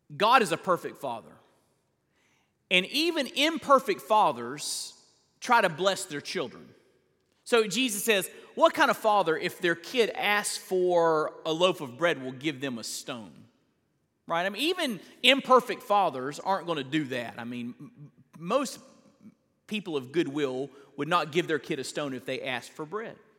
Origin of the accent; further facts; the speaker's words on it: Perry, Florida, United States; I grew up in Perry, Florida